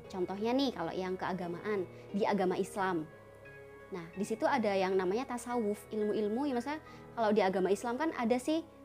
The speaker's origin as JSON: {"language": "Indonesian", "region": "Java", "country": "Indonesia", "said": "saya kan orang Jawa. Orang tua saya Jawa"}